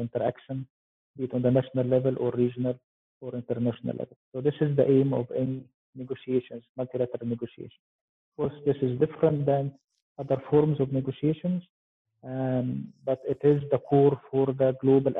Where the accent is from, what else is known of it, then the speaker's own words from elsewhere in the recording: Egypt; I'm from Egypt.